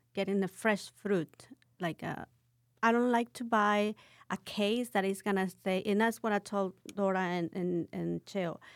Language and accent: English; Cuernavaca, Morelos, Mexico; English is a second language; now in San Antonio, United States; I'm from Cuernavaca, Morelos